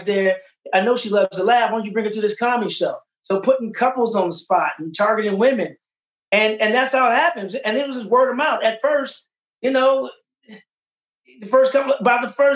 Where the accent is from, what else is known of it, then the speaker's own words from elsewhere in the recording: St. Louis, Missouri, United States; I'm from St. Louis.